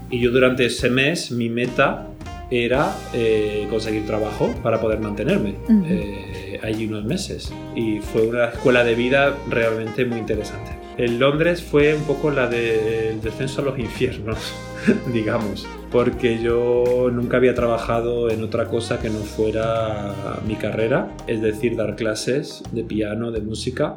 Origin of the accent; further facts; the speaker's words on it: Peal de Becerro, Andalusia, Spain; moved away as an adult; also born or lived in Madrid / Greece / London / Paris; yo soy de un pueblo del sur de España, de Andalucía, concretamente de la provincia de Jaén. Y el pueblo donde nací y de donde estoy haciendo la grabación hoy contigo se llama Peal de Becerro.